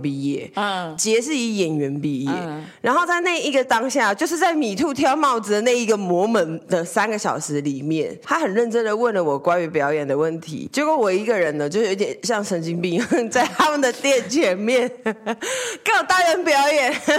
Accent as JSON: {"language": "Chinese", "region": "southern Taiwan", "country": "Taiwan", "said": "我们是南部人"}